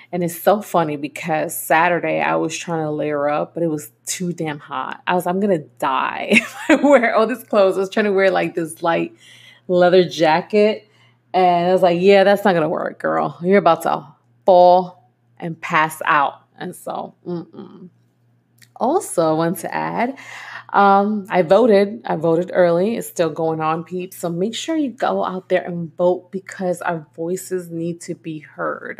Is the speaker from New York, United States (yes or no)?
yes; New York, United States; moved away as an adult; I am from New York